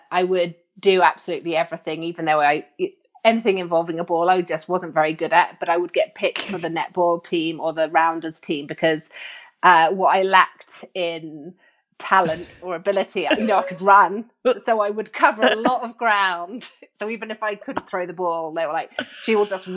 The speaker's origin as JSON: {"language": "English", "area": "Suffolk", "region": "East of England", "country": "United Kingdom", "tie": "born or raised there", "also_born_or_lived": "Mexico", "said": "I grew up in the east of England in Suffolk"}